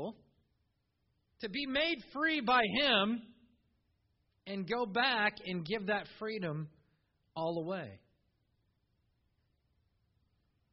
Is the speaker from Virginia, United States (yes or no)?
no; Iowa, United States; as a kid growing up in Iowa mowing yards